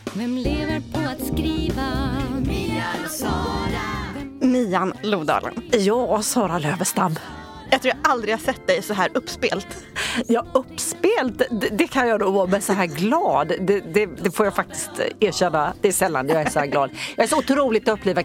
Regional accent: Småland, Sweden; jag är från Småland.

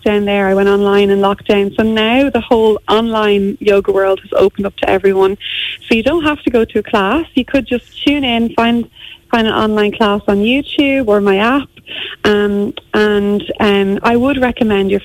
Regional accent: Ireland; moved away as an adult; also born or lived in Auckland, New Zealand; we're so Irish

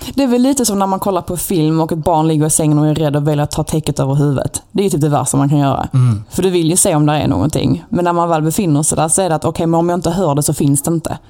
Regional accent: Malmö, Skåne, Sweden; accent: Skåne dialect

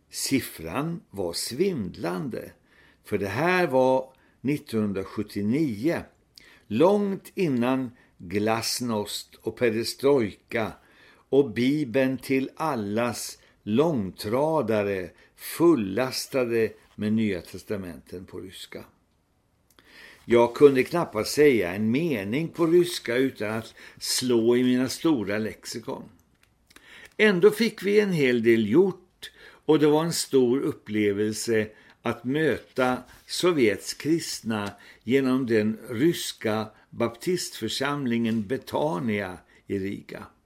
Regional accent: India; Mitt missionsfält var ju Indien där jag växte upp som barn och sen också arbetade sammanlagt två år som missionär.

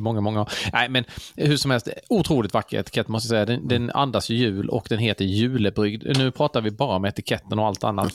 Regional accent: Karlshamn, Blekinge, Sweden; Karlshamn där jag kommer ifrån

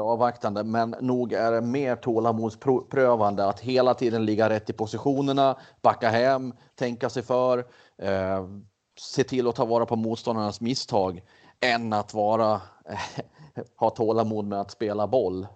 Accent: Västmanland, Sweden; now in Skåne, Sweden; jag själv är västmanlänning.

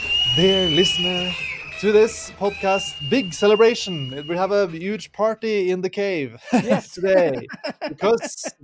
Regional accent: Norway; English is a second language; Lost in celebration … from Norway.

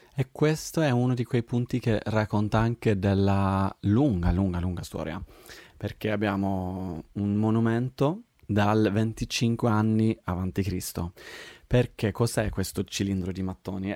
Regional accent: Sweden; moved away as an adult; now in Rome, Italy; io sono svedese, vengo dall'estremo Roma Nord, cioè la Svezia, però adesso vivo qua da sei anni

